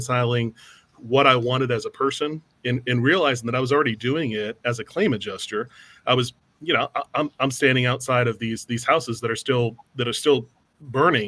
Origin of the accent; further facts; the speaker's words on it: San Antonio, Texas, United States; I grew up in San Antonio